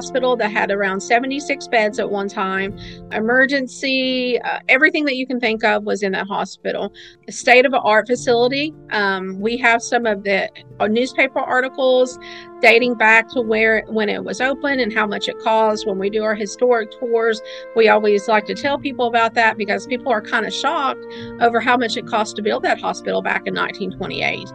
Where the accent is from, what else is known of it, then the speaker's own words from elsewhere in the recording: Kentucky side, United States; also born or lived in Williamson, West Virginia; I was born in West Virginia, but I was raised on the Kentucky side.